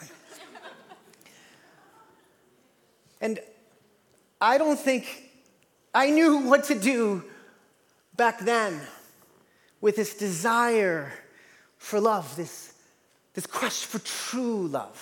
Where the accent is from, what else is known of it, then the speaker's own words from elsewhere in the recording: East Coast, United States; moved away; I'm from the East Coast